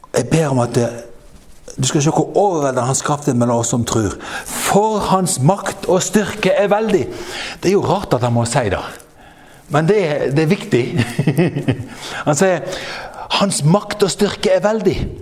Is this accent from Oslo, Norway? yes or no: no; Frekhaug, Vestland, Norway; moved away; jeg har en lillebror hjemme på Frekkhaug som er en fantastisk velsignelse for meg. Han har, han har eh, han har eh, familiegården